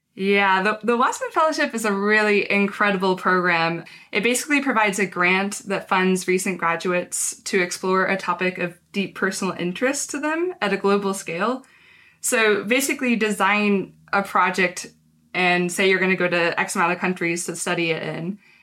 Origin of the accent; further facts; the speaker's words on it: a small town in Texas, United States; I actually grew up in a small town in Texas